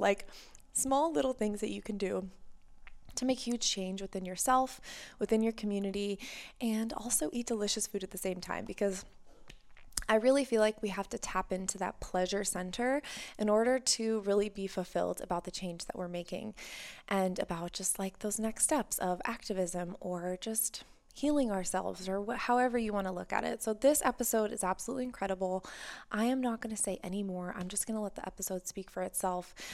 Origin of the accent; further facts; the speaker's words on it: United States; growing up in the States